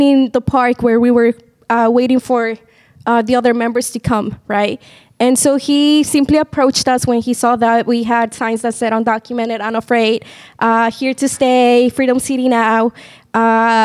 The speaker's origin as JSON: {"language": "English", "region": "Maryland", "country": "United States", "tie": "born or raised there", "said": "I grew up in Maryland"}